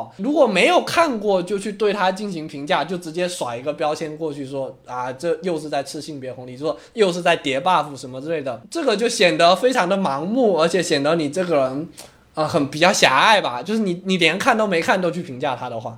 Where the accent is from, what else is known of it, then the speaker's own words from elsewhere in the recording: China; 在我们中国人看来